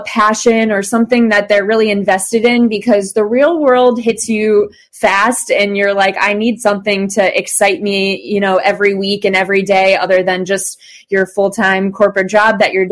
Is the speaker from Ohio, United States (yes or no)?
yes; Cleveland, Ohio, United States; born and raised in Cleveland. I grew up went to North Royalton schools